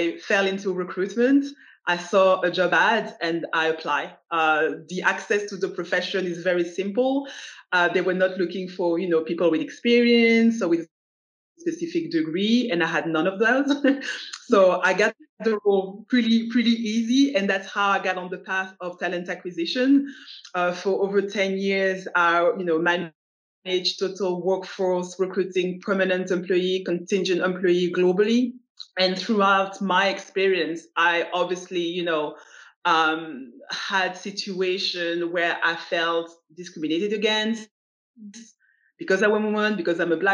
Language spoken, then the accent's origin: English; Belgium; moved away as an adult; also born or lived in United States / United Kingdom; I was born in Belgium, grew up in Belgium, but I traveled all across the globe. I lived in the US, I lived in the UK